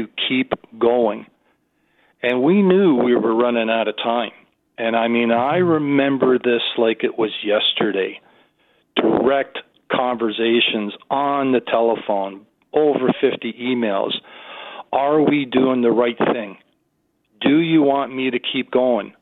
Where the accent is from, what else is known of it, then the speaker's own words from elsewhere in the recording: Canada; as a Canadian